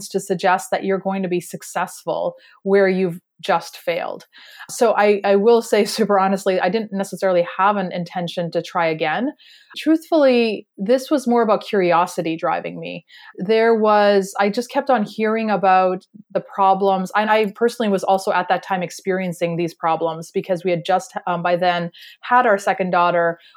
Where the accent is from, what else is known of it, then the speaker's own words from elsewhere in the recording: Canada; that we're originally from Canada, but we have moved around a lot for our careers and education everywhere within Canada and the US. We even lived in China for a little while.